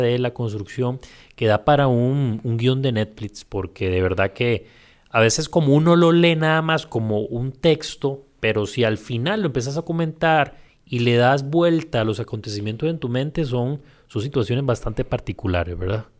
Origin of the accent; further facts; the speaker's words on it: Puntarenas, Costa Rica; now in San José, Costa Rica; yo que soy de Punta Arenas, pese a que soy del puerto